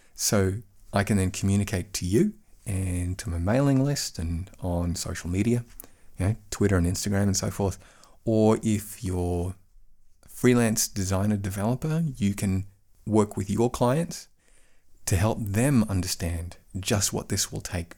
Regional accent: Queensland, Australia; now in Bavaria, Germany; I come from Queensland, Australia, which, which is a very, very sunny part of the world

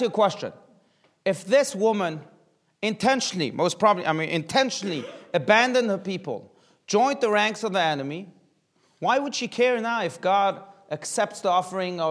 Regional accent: South Africa; now in United States; growing up in South Africa, there was a very massive advertisement campaign

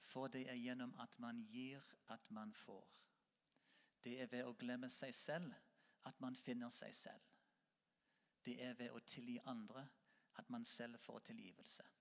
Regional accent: Norway; Selv om vi ikke er katolikker, selv om vi er nordmenn og lutheraner.

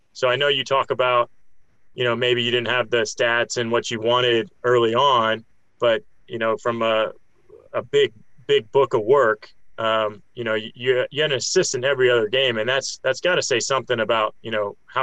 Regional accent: Tampa, Florida, United States; also born or lived in Miami, Florida; I'm from Tampa, by the way, I'm from Tampa, Florida.

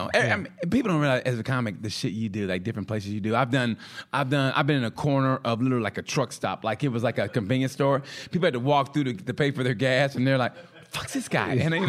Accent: Cleveland, Ohio, United States; I told you 3 times ago, I'm from Cleveland, you know?

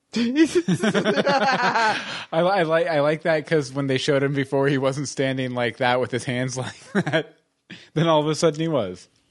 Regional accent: Texas, United States; I grew up in Texas

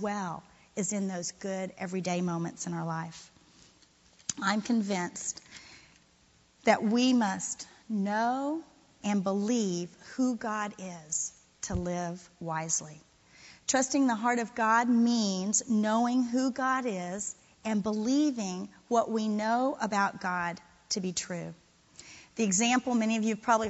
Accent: Florida, United States; moved away; I'm from Florida. I got here a little late. I'm a transplant.

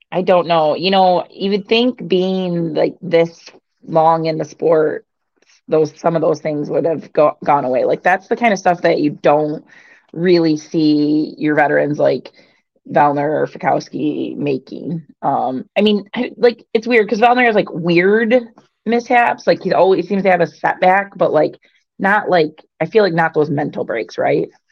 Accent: Michigan, United States; I'm from Michigan

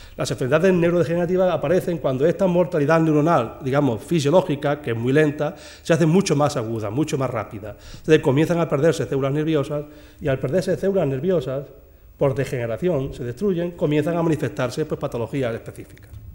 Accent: Jaén, Andalusia, Spain; moved away as an adult; now in Seville, Spain; soy un andaluz de Jaén

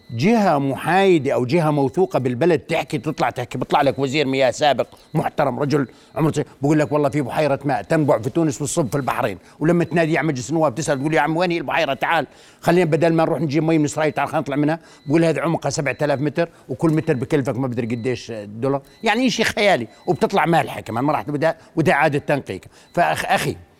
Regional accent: Al-Karak, Karak Governorate, Jordan; وانا ابن الكرك

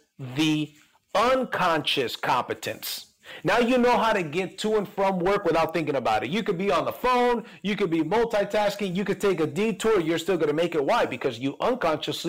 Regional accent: Mexico; moved away; I'm Latino, I'm an immigrant from Mexico

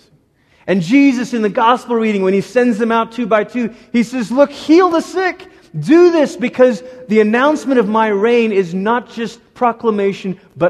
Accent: Malaysia; moved away; Growing up in Malaysia, the schools that my sister and I went to were built by Portuguese Catholic missionaries in the 1500s

